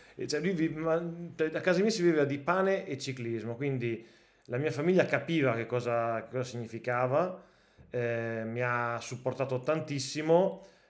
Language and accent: Italian; Cotignola, Emilia-Romagna, Italy; io sono di Cotignola, quindi veramente è un quarto d'ora da casa mia